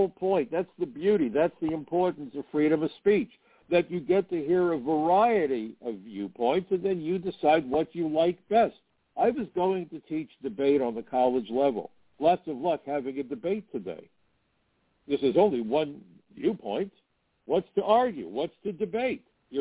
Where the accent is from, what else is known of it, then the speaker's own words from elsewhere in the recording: United States; I'm American